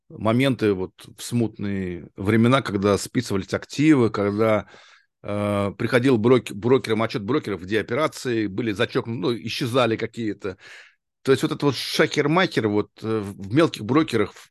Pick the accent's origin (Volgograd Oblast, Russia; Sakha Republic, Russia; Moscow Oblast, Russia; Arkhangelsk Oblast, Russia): Arkhangelsk Oblast, Russia; Arkhangelsk; Да, да, Архангельск, Архангельск.